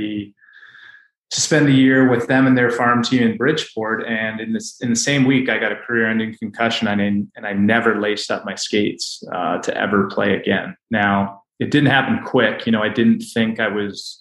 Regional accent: Canada; now in United States; I grew up in Canada

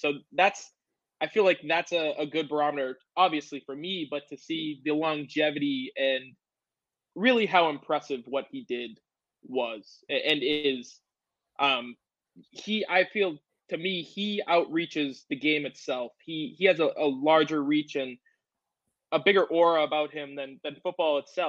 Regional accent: New England, United States; I grew up, you know, in New England.

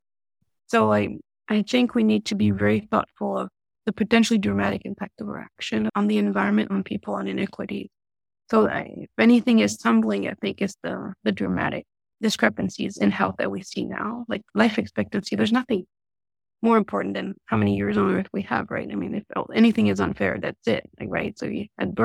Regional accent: Paris, Île-de-France, France; now in United States; Being born and raised in Paris

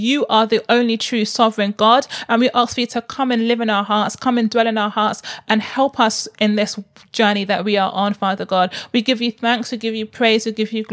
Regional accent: Nigeria; I'm so Igbo. I'm so Nigerian

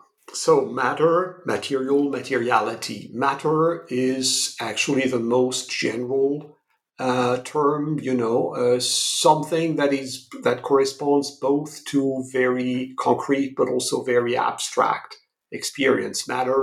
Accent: France; English is a second language; moved away as an adult; now in United States; as you may gather from my accent, I come from Europe, from France.

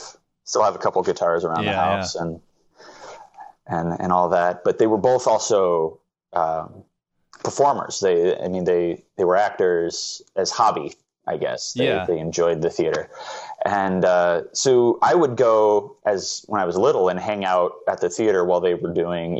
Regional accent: Anamosa, Iowa, United States; I grew up in Anamosa, Iowa, which is this really small town

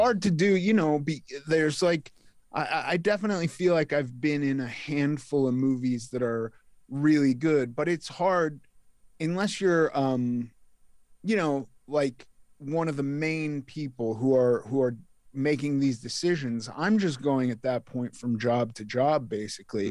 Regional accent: Los Angeles, California, United States; I was raised in Los Angeles

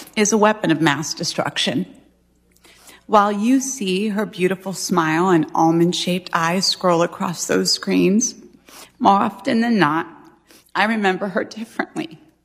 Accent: Arizona, United States; we're Christians and we're conservative, we're from Arizona

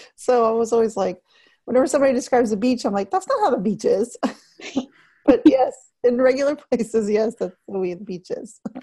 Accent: Texas, United States; I'm a native Texan

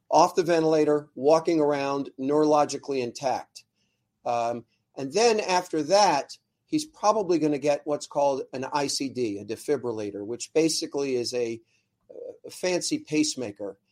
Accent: Ardmore, Pennsylvania, United States; I grew up in Ardmore

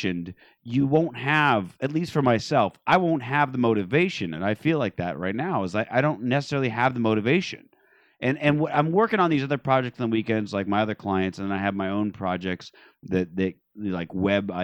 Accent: Phoenix, Arizona, United States; now in Los Angeles, United States; I come from Phoenix where people are like intentionally homeless

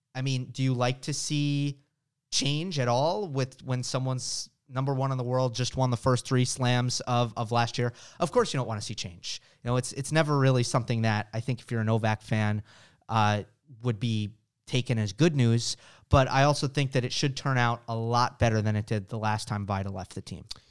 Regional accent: United States; as an American

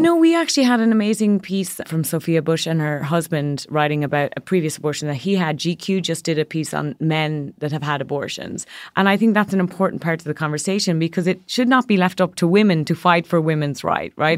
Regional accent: Ireland; moved away as an adult; now in New York, United States; growing up in a country, I'm from Ireland, where for decades and generations, women had no access to reproductive rights

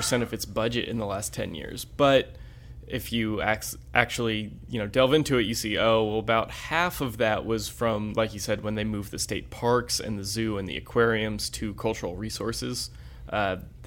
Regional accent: Florida, United States; now in North Carolina, United States; I'm from Florida

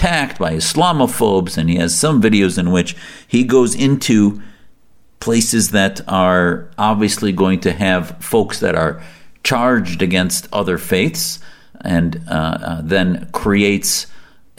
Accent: United States; As an American Muslim

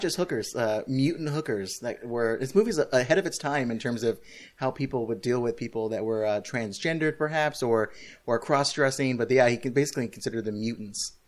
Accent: California, United States; moved away; I'm back home, uh, where I grew up in California on vacation with my family

